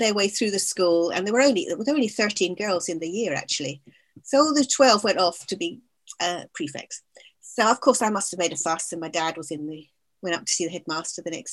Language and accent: English; Scotland, United Kingdom; moved away as an adult; also born or lived in London; I was born in London, but I was brought up in Scotland.